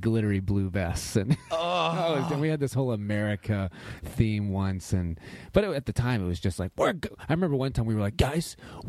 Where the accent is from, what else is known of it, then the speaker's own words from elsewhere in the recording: Tallahassee, Florida, United States; I grew up in Tallahassee, Florida.